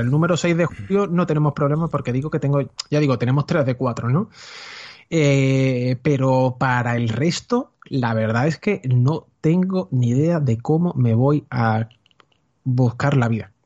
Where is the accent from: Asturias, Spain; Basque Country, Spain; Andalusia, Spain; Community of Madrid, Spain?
Andalusia, Spain; Seville; quiero producir dentro de mi tierra. O sea, quiero quedarme aquí, no quiero ser otro de los que emigre